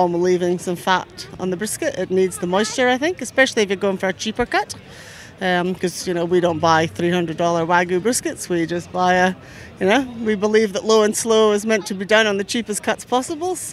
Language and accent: English; Gloucester, New South Wales, Australia; We're from Gloucester, New South Wales, so just on the mid-north coast